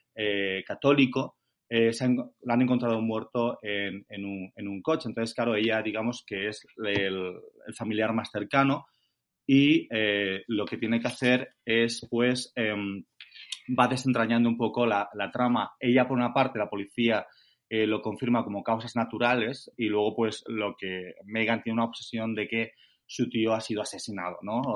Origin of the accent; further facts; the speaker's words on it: Valencian Community, Spain; moved away as an adult; also born or lived in Denmark / England; now in United Kingdom; Acento no tengo, soy valenciano, o sea que me fui hace más de 20 años